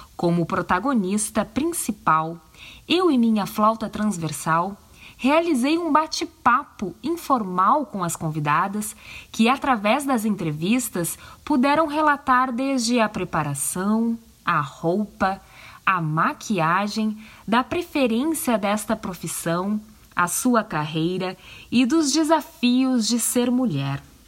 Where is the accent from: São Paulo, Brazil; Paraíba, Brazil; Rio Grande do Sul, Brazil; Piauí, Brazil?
Rio Grande do Sul, Brazil; Porto Alegre; Eu tenho 34 anos, sou de Porto Alegre, tchê, no Rio Grande do Sul